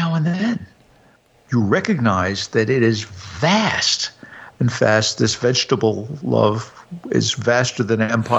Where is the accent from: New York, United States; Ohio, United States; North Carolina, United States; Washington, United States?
New York, United States; also born or lived in Hudson Valley; I grew up in New York, but I spent 11 summers in a quite rural part of the Hudson Valley.